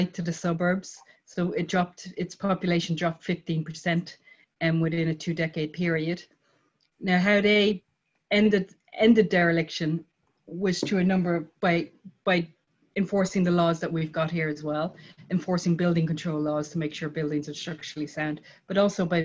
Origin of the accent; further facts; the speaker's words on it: Dublin, Leinster, Ireland; moved away as an adult; I'm from Dublin, I mean, outside of Dublin City, but I spent a lot of time in Dublin City as a child.